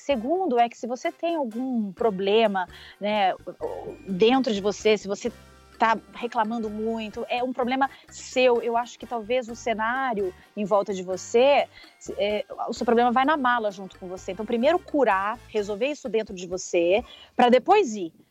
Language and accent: Portuguese; Brazil; moved away; eu adoro ser brasileira. Pelo menos eu, onde eu passo, falo que eu sou brasileira